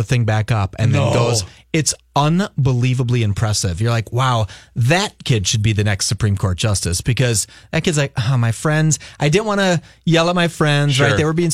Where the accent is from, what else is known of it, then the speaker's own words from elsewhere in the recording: Falcon Heights, Minnesota, United States; I grew up in Falcon Heights